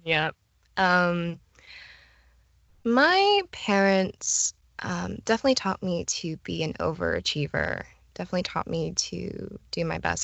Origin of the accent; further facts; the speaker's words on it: Florida, United States; I was born and raised in Florida